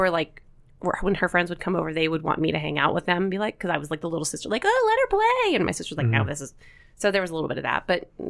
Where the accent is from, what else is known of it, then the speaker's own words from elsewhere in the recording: Binghamton, New York, United States; I was born in New York. I moved back. I actually attended and graduated from Franklin Regional High School.